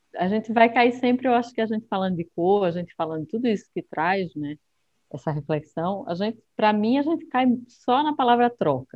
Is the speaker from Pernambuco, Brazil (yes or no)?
yes; Recife, Pernambuco, Brazil; moved away as an adult; now in São Paulo, Brazil; de onde eu venho, né? Eu acho que é, a gente realmente tem, as cores são mais intensas, né? o pernambucano é uma é um ser intenso